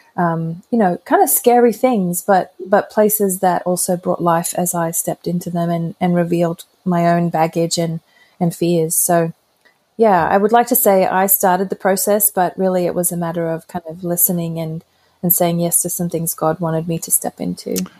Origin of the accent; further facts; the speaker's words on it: Brisbane, Queensland, Australia; moved away as an adult; also born or lived in Cincinnati, United States; I'm back in Brisbane, Australia, which is my hometown, and um, hadn't lived here for over 20 years